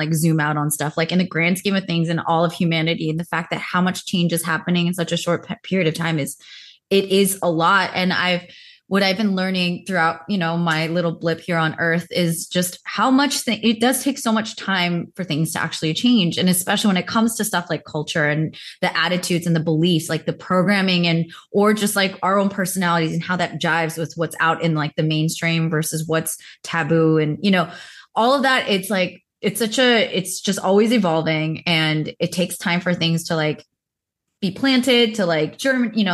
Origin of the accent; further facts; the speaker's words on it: United States; my context of being Korean American, I grew up very, very Baptist Christian